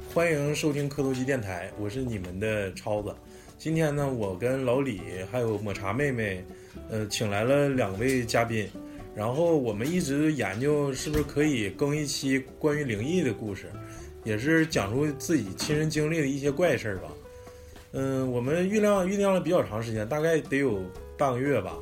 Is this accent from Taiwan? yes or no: no; Northeast China, China; 咱们东北人去重庆了